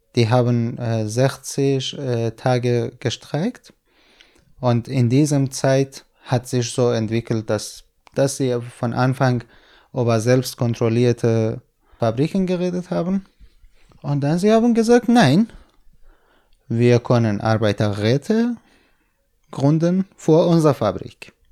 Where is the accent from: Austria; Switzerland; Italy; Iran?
Iran; Kurdistan; German is a second language; moved away as an adult; also born or lived in Hamedan, Iran; now in Berlin, Germany; Ich bin in Kurdistan geboren und aufgewachsen.